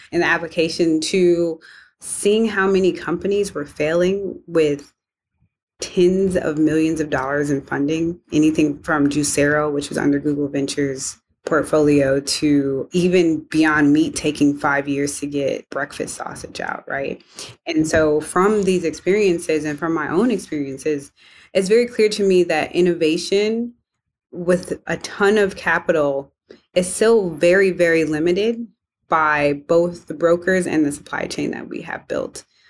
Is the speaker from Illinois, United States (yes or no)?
yes; Evanston, Illinois, United States; I grew up in Evanston, Illinois, home of Northwestern University